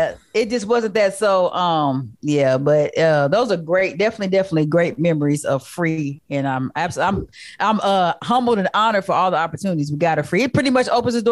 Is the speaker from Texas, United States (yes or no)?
yes; San Antonio, Texas, United States; moved away as an adult; where we're from San Antonio, there's not a true music culture in San Antonio.